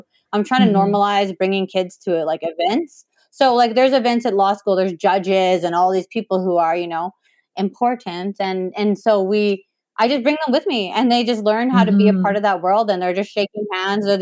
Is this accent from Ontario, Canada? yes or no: no; Saskatoon, Saskatchewan, Canada; also born or lived in Whitecap Dakota First Nation; I grew up back and forth between Whitecap and Saskatoon